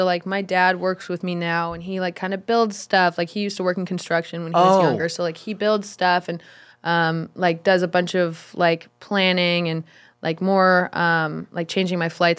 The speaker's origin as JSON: {"language": "English", "town": "Redondo Beach", "region": "California", "country": "United States", "tie": "born or raised there", "said": "Redondo Beach. Do you know where that is?"}